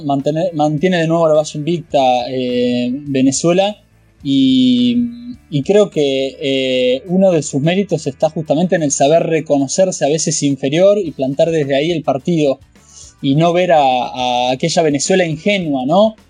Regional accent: Argentina; a mí como argentino

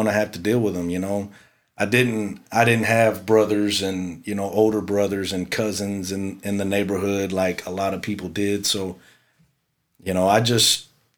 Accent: Houston, Texas, United States; I grew up in the South Houston area

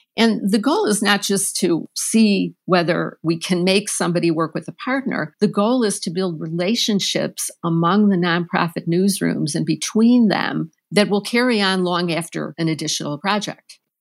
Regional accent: Chicago, Illinois, United States; I am from Chicago, grew up in Chicago

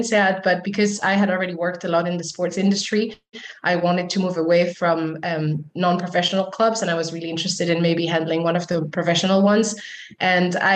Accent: Switzerland; moved away as an adult; also born or lived in United Arab Emirates; now in Fontainebleau, France; I'm originally from Switzerland, from a very small town close to the mountains, which is where I was born and raised

